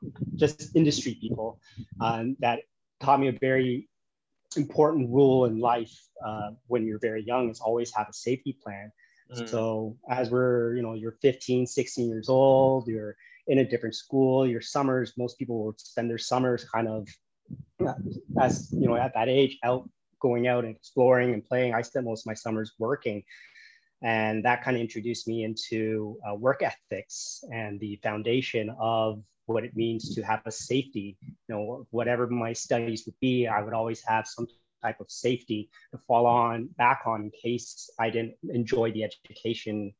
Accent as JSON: {"language": "English", "town": "Toronto", "region": "Ontario", "country": "Canada", "tie": "born or raised there", "moved": "as an adult", "lives_now": "Da Nang, Vietnam", "said": "I was born and raised in Canada, grew up in Toronto"}